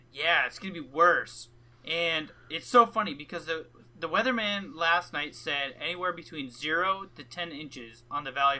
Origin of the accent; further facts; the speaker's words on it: Alaska, United States; moved away; So I was born in Alaska.